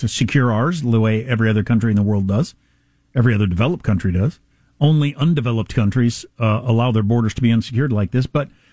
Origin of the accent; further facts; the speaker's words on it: Kansas, United States; moved away; I'm from Kansas, quite a ways from the border